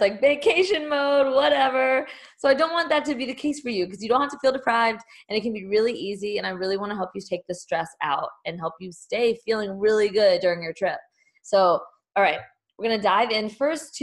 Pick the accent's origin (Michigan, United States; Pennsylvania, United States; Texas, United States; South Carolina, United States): Texas, United States; also born or lived in Denver / Houston; now in Austin, United States; I'm originally from Texas. So it feels really good to be coming back home.